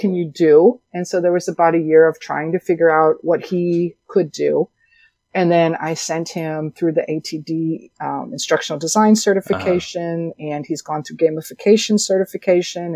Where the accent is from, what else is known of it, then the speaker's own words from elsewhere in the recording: Chicago, Illinois, United States; moved away as an adult; also born or lived in Nashville/Hendersonville, Tennessee; now in Hendersonville, United States; I am born and raised in Chicago, and I have lived in the Nashville/Hendersonville